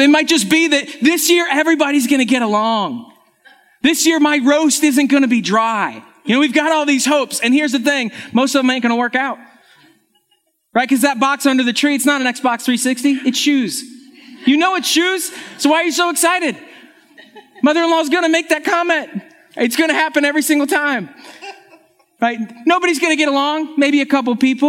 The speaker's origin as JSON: {"language": "English", "region": "Western New York", "country": "United States", "tie": "born or raised there", "moved": "yes", "said": "I'm actually from Western New York. It's where I grew up"}